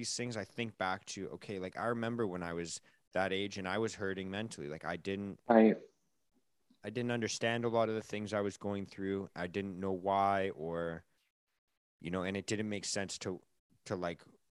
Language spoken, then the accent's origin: English; Vancouver, British Columbia, Canada; again, like growing up in Canada, it's